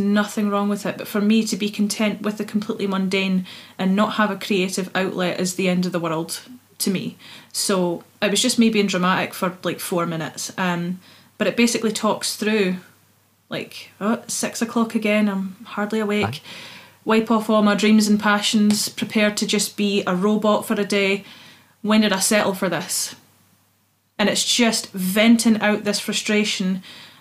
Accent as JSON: {"language": "English", "region": "Scotland", "country": "United Kingdom", "accent": "Scottish", "said": "I'm going to sing in my accent"}